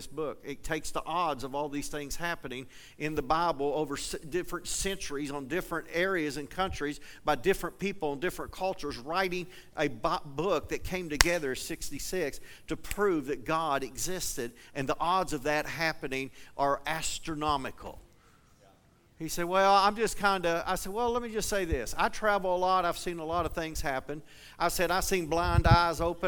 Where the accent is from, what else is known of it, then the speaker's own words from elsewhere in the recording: eastern Kentucky, United States; now in Colorado, United States; I grew up in eastern Kentucky, but I live in Colorado